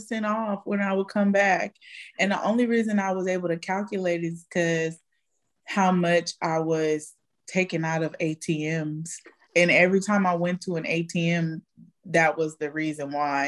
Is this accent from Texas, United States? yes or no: yes; Texas, United States; I'm from Texas